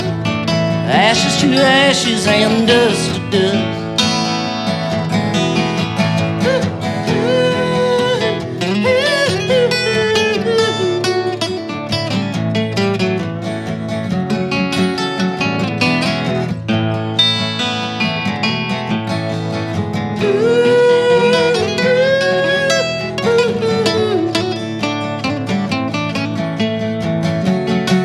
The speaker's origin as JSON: {"language": "English", "town": "Thetford", "region": "Vermont", "country": "United States", "tie": "born or raised there", "said": "I grew up in the Thetford, Vermont area"}